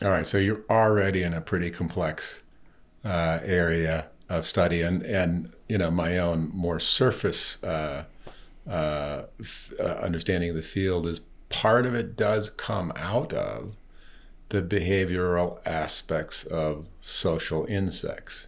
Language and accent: English; East Coast, United States; also born or lived in California; now in Colorado, United States; having grown up in the East Coast